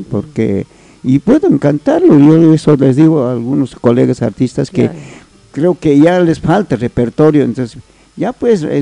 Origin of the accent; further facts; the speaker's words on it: Tacna, Peru; Esa es mi segunda patria y también mi ciudad natal es la ciudad de Tacna.